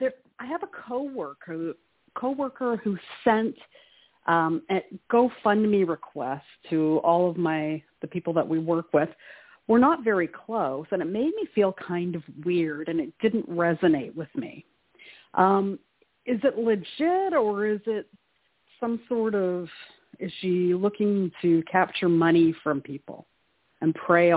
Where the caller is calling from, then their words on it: Canada; calling from Canada.